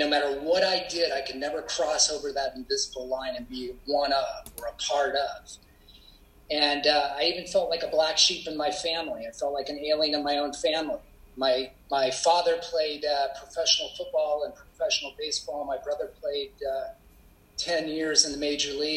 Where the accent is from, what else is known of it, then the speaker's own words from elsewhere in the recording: Portland, Oregon, United States; I grew up in Portland, Oregon, and in a suburban